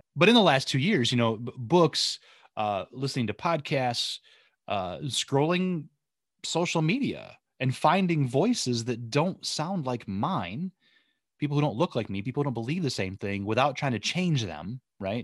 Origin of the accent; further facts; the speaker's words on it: Southwest Michigan, United States; moved away as an adult; also born or lived in Oceanside, California; I grew up in, uh, Southwest Michigan